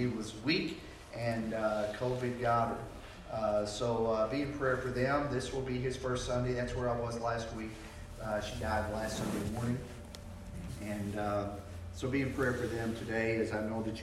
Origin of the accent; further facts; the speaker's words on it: Arkansas, United States; also born or lived in Michigan; We moved here from Michigan, where we didn't know if there was a rock, to Arkansas